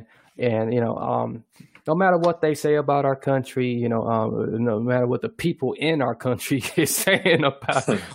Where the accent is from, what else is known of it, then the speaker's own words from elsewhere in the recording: United States; as an American